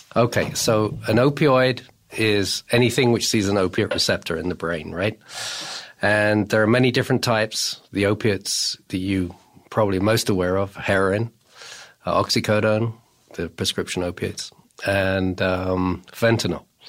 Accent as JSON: {"language": "English", "region": "England", "country": "United Kingdom", "moved": "as an adult", "lives_now": "United States", "said": "I come from England and I started my opiate research in England."}